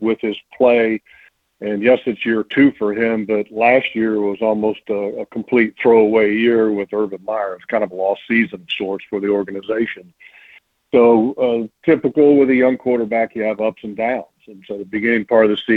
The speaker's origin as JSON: {"language": "English", "town": "Sterling", "region": "Virginia", "country": "United States", "tie": "born or raised there", "said": "I grew up in Sterling, Virginia"}